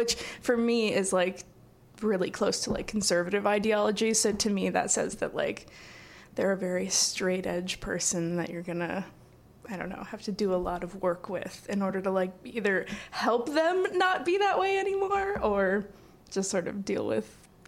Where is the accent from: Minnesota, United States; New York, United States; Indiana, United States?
Indiana, United States; Valparaiso; I grew up in Valpo, and so going to Valpo University